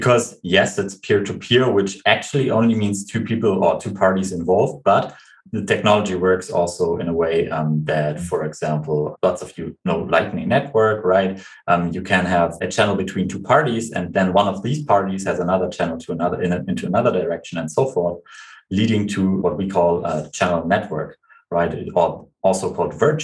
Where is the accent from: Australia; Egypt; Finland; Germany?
Germany; we are from Germany